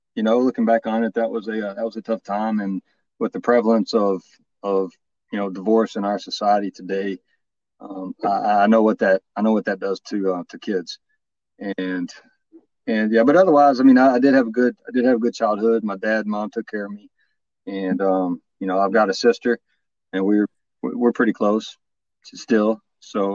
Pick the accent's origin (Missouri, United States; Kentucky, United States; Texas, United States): Texas, United States; Farmersville; Born and raised in Texas. Yeah. The little town by the name of Farmersville in northeast